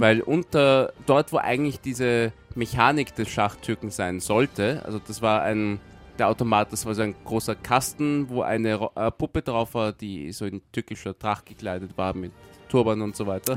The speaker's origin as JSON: {"language": "German", "region": "Vienna", "country": "Austria", "tie": "born or raised there", "said": "ich bin in Wien geboren und wenn ich nicht im, im Urlaub irgendwo einen Unfall habe, dann werde ich in dieser Stadt auch irgendwann einmal sterben"}